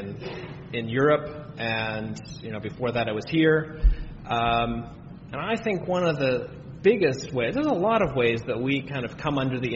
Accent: United States

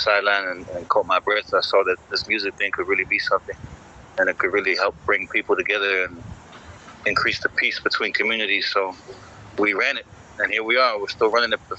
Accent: Samoa; moved away; also born or lived in United States / New Zealand / Australia; I'm from Samoa, I'm raised there, and then I came overseas later with America, and then with New Zealand and Australia especially

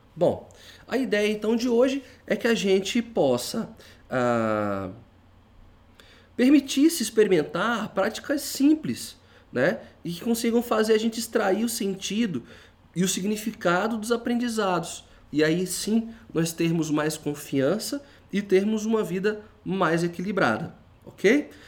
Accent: Brazil; nós somos brasileiros

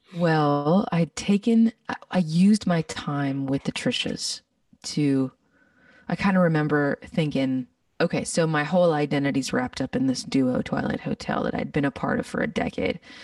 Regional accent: Winnipeg, Manitoba, Canada; moved away as an adult; now in Texas, United States; Growing up in Winnipeg, there was a lot of people that were doing it and I was exposed to them

